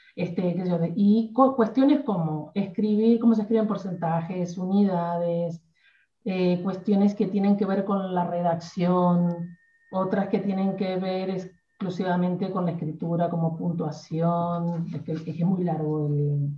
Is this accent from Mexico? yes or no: no; Argentina; yo soy argentina